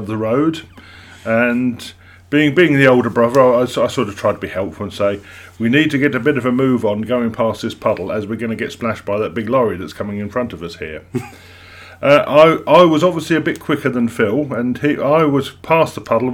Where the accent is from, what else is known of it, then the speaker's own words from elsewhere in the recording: Witham, East of England, United Kingdom; moved away as an adult; also born or lived in Chelmsford; now in Brentwood, United Kingdom; I was born and raised in Witham